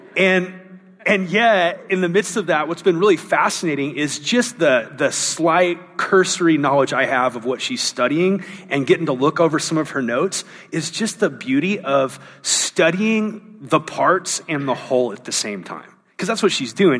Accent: Southern California, United States; also born or lived in Anaheim / San Diego / Orange County; I, I was raised in Southern California, was born in Anaheim, lived in San Diego, moved to Orange County.

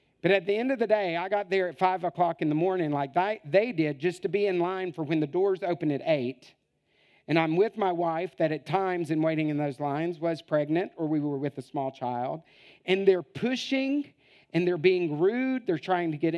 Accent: United States; moved away as an adult; now in Italy; I'm an American with two master's degrees.

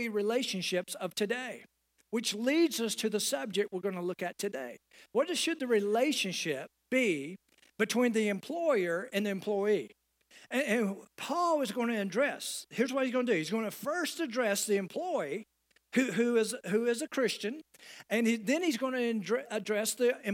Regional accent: United States; as Americans

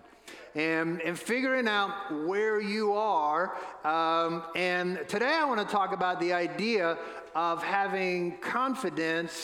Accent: New Orleans, Louisiana, United States; now in Asheville, United States; Where I grew up in New Orleans, home of the New Orleans Saints

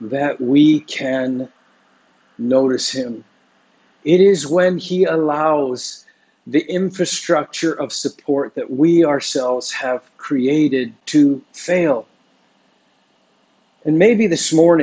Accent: Vancouver, British Columbia, Canada; now in Singapore; every time I go back to Vancouver, it's hard not to judge just, you know, a little bit, because my hometown is just so dark.

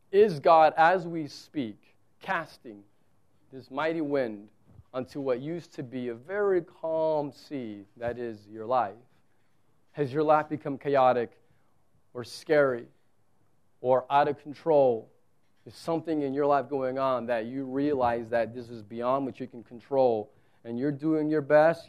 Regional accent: South Texas, United States; moved away; I'm from South Texas where it's like here it's desert

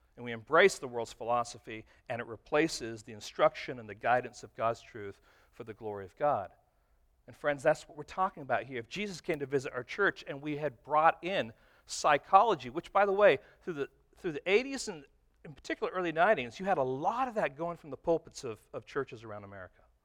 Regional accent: Detroit, Michigan, United States; moved away; I was from Detroit

